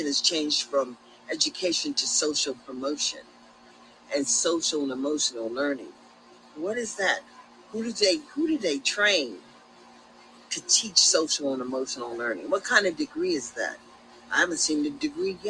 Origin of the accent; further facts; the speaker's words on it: Sacramento, California, United States; we came from Meadowview.